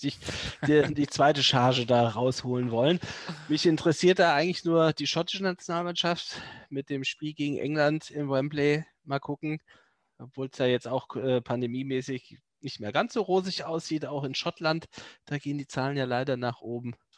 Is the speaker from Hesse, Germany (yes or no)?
yes; Neu-Isenburg, Hesse, Germany; moved away; meiner alten Heimat Neu-Isenburg